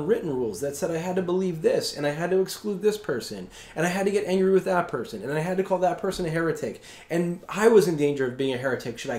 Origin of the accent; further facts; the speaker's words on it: Long Island, New York, United States; growing up on Long Island, Catholic Mass is everywhere